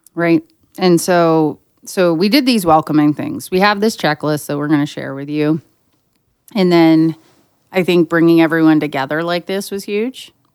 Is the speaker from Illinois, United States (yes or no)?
no; western Pennsylvania, United States; my hometown in western Pennsylvania